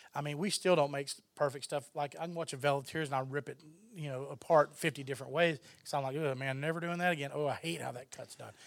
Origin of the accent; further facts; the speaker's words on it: Texas, United States; I'm from Texas